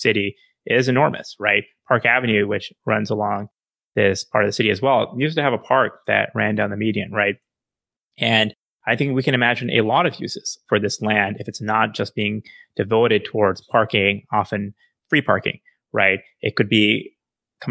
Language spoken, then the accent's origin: English; Chandigarh, India; Chandigarh, for instance, which is the city I was born in India